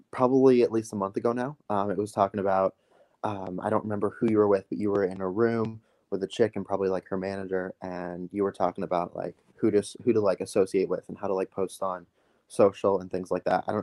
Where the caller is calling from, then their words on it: Cedar Falls, Iowa, United States; Um, I'm in Cedar Falls, Iowa, small